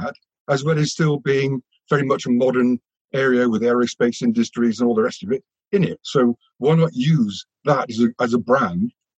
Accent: Bristol, South West England, United Kingdom; moved away as an adult; also born or lived in Wiltshire; I was brought up in Tony Benn's old constituency

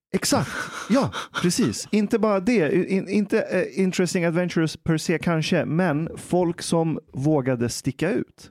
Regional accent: Iran; now in Sweden; jag är iranier

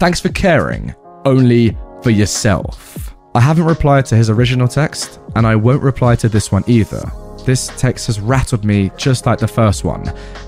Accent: Australia; Number one, I am from Australia, which might clarify some confusion.

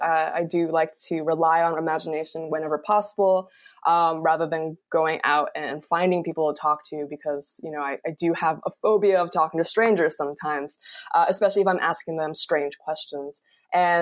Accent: Gaithersburg, Maryland, United States; moved away; also born or lived in Rockville, Maryland / Michigan; Rockville is pretty much my hometown. I lived in kind of the adjoining town over, Gaithersburg

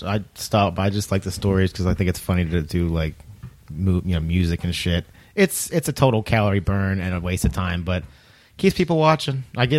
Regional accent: Delco, Pennsylvania, United States; now in Delaware, United States; I'm from Delco.

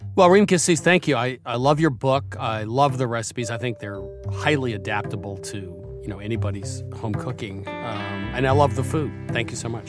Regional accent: New England, United States; growing up in New England

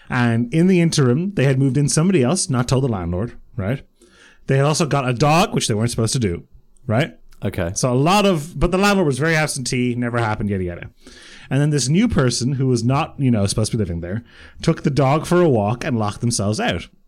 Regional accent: Croatia; born there; And you know, I was born in Croatia. My parents, I would, if not for the war, I would have been born in Bosnia Herzegovina and all this stuff. So I'm very much from the Balkans.

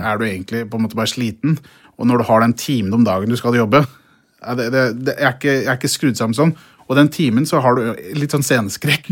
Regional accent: Brumunddal, Innlandet, Norway; jeg vokste opp i Brumunddal

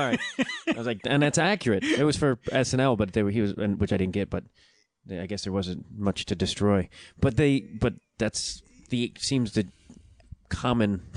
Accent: Chicago, Illinois, United States; moved away as an adult; also born or lived in New York; now in Los Angeles, United States; I grew up outside Chicago and then lived in Chicago for like mm, fifteen something years.

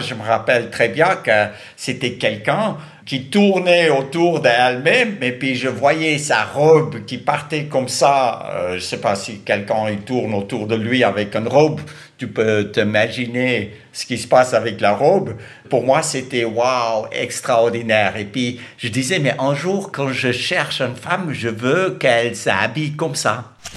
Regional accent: South Africa; Je suis né en Afrique du Sud

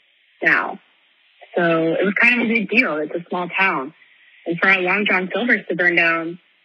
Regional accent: Virginia Beach, Virginia, United States; moved away as an adult; now in Staunton, United States; I live in Augusta County now. So I'm from Virginia Beach, but now I live in Stanton, Virginia, for college.

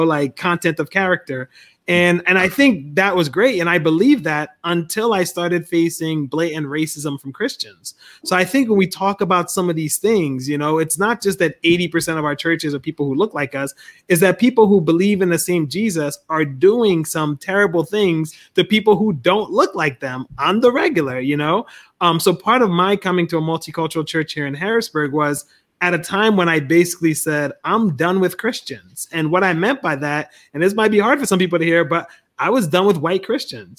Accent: Liberia; now in United States; I was born in Liberia.

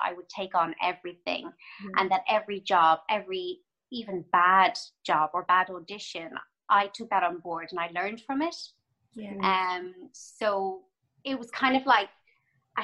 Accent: Cork, Munster, Ireland; moved away as an adult; also born or lived in Dublin, Ireland / London, United Kingdom / Toronto, Canada; I grew up in Cork

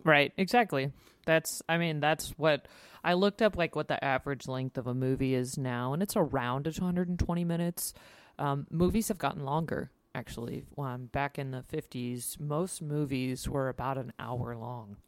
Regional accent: United States; As an American, we didn't grow up understanding how the monarchy works

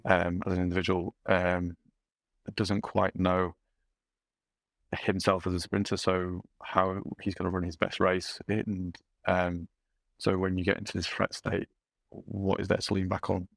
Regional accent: Yorkshire and the Humber, United Kingdom; as a Yorkshireman

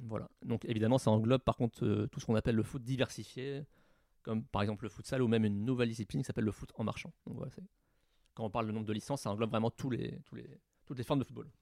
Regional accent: Normandy, France; chez moi en Normandie

